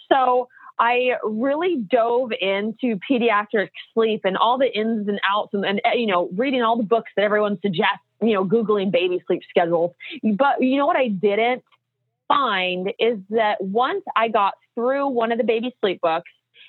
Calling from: Portland, Oregon, United States; also born or lived in Orange County; I'm calling from Portland, Oregon, and it's actually sunny here

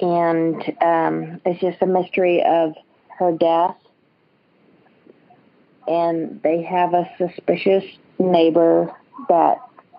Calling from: Springfield, Missouri, United States; Springfield, Missouri.

